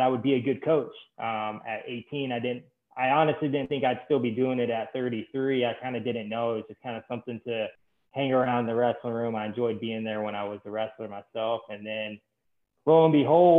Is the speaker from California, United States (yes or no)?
no; Ocala, Florida, United States; I'm from Ocala. I'm a Florida boy. I'm a Florida born and raised. And so I grew up in Ocala, wrestled at Westport